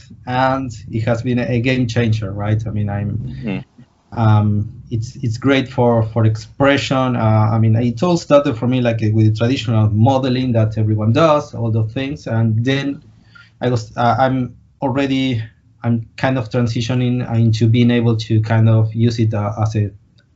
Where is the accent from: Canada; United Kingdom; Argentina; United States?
Argentina; I'm from Argentina.